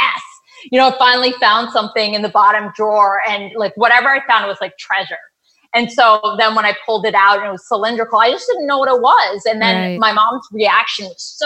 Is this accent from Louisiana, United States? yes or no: no; Florida, United States; I grew up in Pittsburgh in Florida